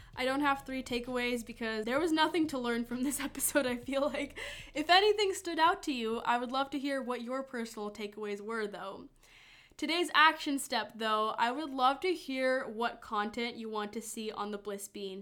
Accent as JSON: {"language": "English", "town": "Madison", "region": "Wisconsin", "country": "United States", "tie": "born or raised there", "also_born_or_lived": "Lithuania", "accent": "Midwestern", "said": "It honestly has been a very nice place to grow up. I like Madison a lot"}